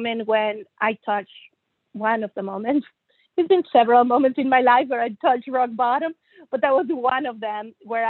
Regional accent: Monterrey, Nuevo León, Mexico; moved away as an adult; also born or lived in Germany / United States / England / Toronto, Canada; I was born and raised in Monterrey, Mexico

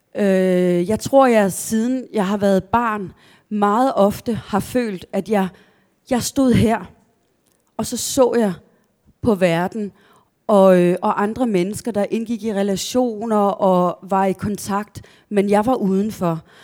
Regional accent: a village outside Kolding, Southern Denmark, Denmark; also born or lived in Askov, Denmark; vi flyttede senere til en landsby langt, langt ude på landet, øh, uden for Kolding

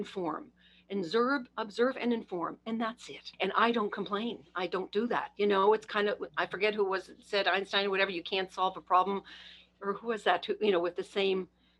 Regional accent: Canada; I'm Canadian

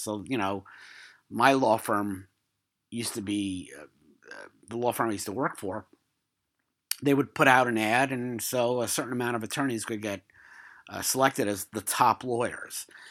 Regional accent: New York City, New York, United States; moved away; also born or lived in Queens; I'm from Brooklyn, I also lived in Queens for a couple years.

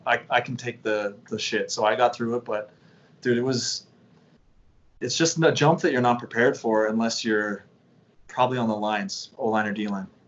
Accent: Canada; as Canadian kids

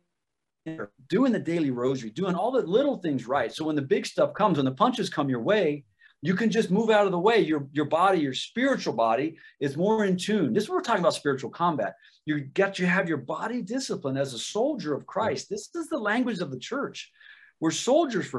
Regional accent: Ohio, United States; I'm from Ohio

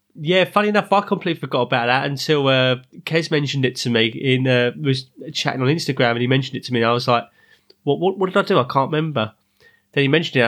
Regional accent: London, United Kingdom; also born or lived in Ruislip; I'm living up north now in Ryslip, but originally I'm from South London

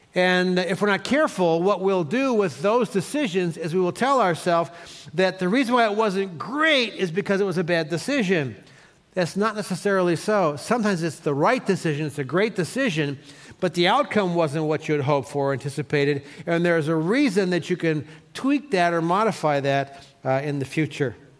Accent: Cleveland, Ohio, United States; moved away; I grew up in Cleveland

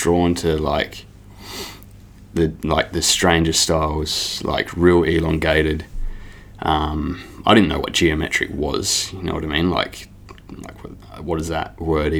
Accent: Adelaide, South Australia, Australia; also born or lived in Northern Territory; From Adelaide, South Australia. Yeah, I've lived there all my life

